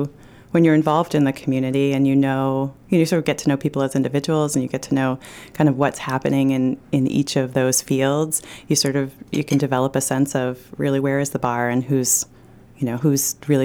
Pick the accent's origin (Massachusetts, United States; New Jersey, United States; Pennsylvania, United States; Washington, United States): Massachusetts, United States; Northampton; I was raised by hippies in Western Massachusetts in the 70s. You know, we lived in Northampton, Mass.